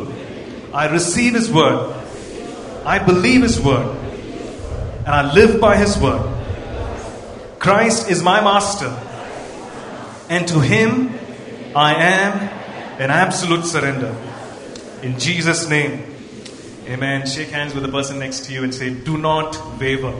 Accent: Coimbatore, Tamil Nadu, India; now in Bangalore, India; I'm basically from Coimbatore, and I come from an Anglican, you know, CSI church kind of a background.

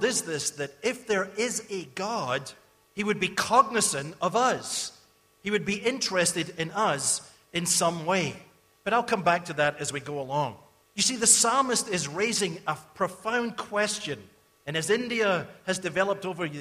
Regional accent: Scotland, United Kingdom; I grew up in Scotland

